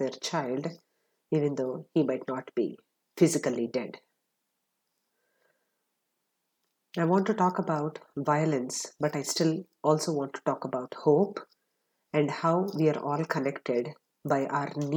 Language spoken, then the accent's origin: English; Atlanta, Georgia, United States; my hometown of Atlanta, Georgia